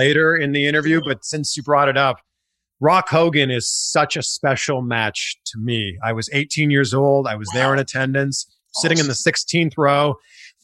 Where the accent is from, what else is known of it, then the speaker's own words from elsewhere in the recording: Toronto, Ontario, Canada; I'm from Toronto.